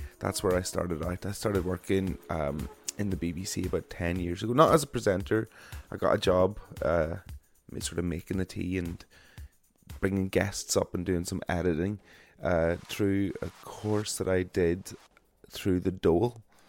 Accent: Ireland; I am an Irish broadcaster

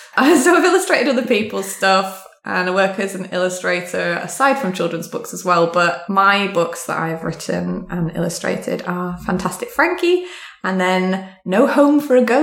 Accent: United Kingdom; How dare you, I'm British.

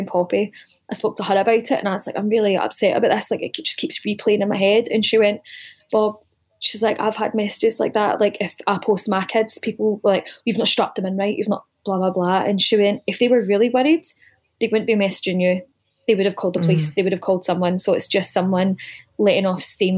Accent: Greenock, Scotland, United Kingdom; moved away; growing up in Scotland, everyone's heavy-handed. It's not unusual to get smacked back home.

